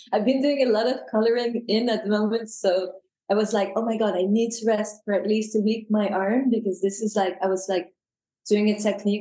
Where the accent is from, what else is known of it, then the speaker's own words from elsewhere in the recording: France; accent: French; first language French; English is a second language; also born or lived in United Kingdom; now in London, United Kingdom; I was born in the UK. But obviously you can hear from my accents that my mother tongue is French. I'm never going to get rid of the accent, I think.